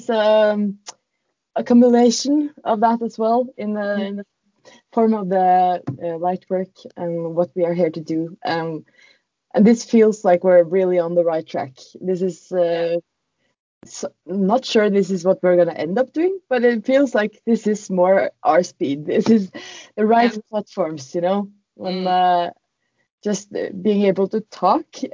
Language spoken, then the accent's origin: English; Norway; English is a second language; we are from Norway